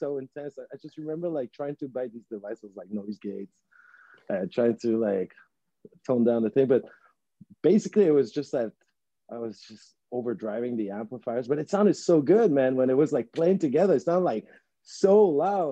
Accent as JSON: {"language": "English", "town": "Montreal", "region": "Quebec", "country": "Canada", "tie": "born or raised there", "also_born_or_lived": "Chile / Ottawa", "first_language": "Spanish", "second_language": "English"}